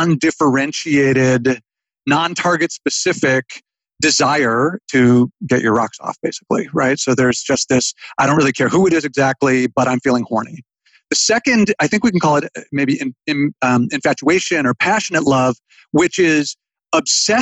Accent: United States; we grew up in America when we did

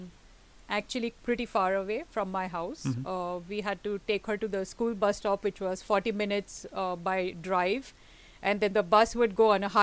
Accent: India; moved away as an adult; now in Tokyo, Japan; I'm Indian by birth and I was brought up in India. And I'm living in Japan, very near Tokyo, since 1991, which is, you know, a full 30 years now.

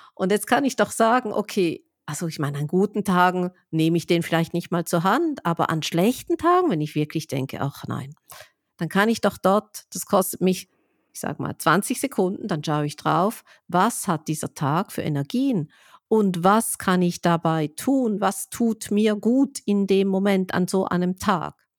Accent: Switzerland; wie ich als Schweizerin sagen würde

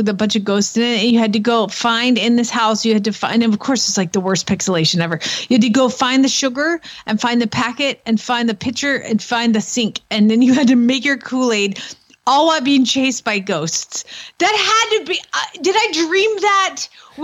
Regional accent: Atlanta, Georgia, United States; I grew up in the city of Atlanta proper

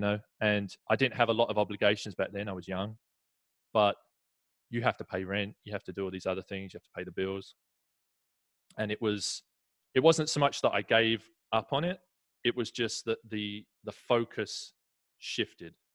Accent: Essex, East of England, United Kingdom; moved away as an adult; now in Southern California, United States; grew up right next to london so Essex is is a 30 minute train ride into London

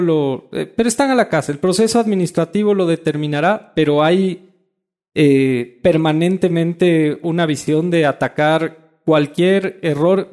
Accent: Ecuador

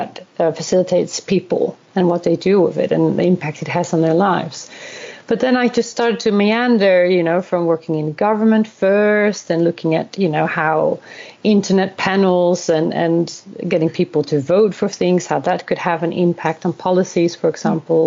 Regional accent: Netherlands; moved away as an adult; also born or lived in South Korea / Australia / Sweden; now in Stockholm, Sweden; I'm originally from the Netherlands. This is where I was born and raised and educated.

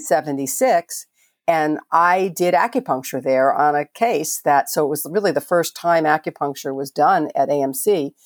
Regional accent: Miami, Florida, United States; moved away as an adult; also born or lived in Merritt Island, Florida; I grew up in Miami and, uh, lived in Merritt Island for many years

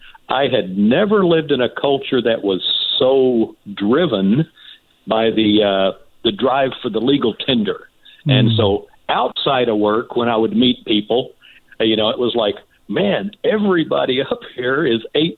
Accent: United States; moved away as an adult; also born or lived in Northern California; I'm from Hazard County.

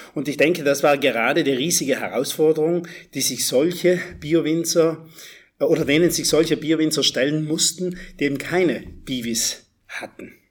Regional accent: South Tyrol, Trentino-Alto Adige, Italy; ich bin aus Südtirol

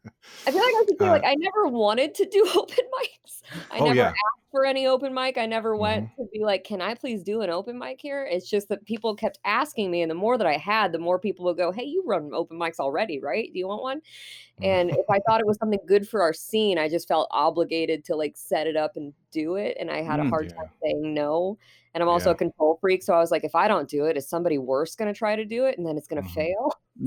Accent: Fort Wayne, Indiana, United States; I am from Fort Wayne, Indiana. I am born and raised Fort Wayne.

